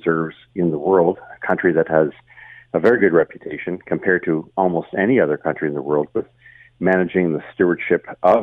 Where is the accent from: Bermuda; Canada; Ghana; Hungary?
Canada; I'm French-Canadian